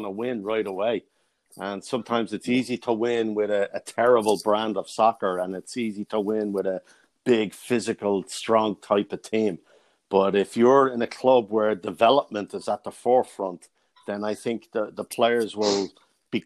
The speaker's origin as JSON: {"language": "English", "town": "Dublin", "region": "Leinster", "country": "Ireland", "tie": "born or raised there", "moved": "as an adult", "lives_now": "United States", "said": "growing up in Dublin"}